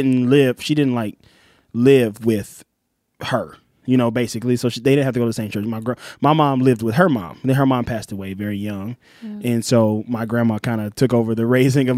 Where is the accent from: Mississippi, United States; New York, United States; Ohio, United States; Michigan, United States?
Mississippi, United States; Pascagoula; I'm from Mississippi, so you go to church every Sunday when you live in Mississippi